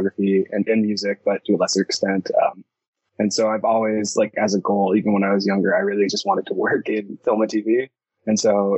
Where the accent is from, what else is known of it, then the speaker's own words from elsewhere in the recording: Toronto, Ontario, Canada; I'm from Toronto, Canada